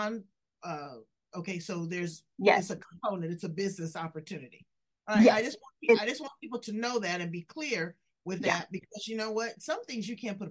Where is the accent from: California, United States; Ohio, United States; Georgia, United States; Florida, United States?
California, United States; I'm from California